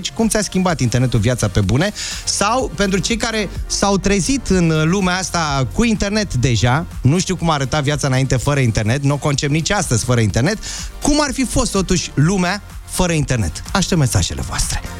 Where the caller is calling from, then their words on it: Bucharest, Romania; din București.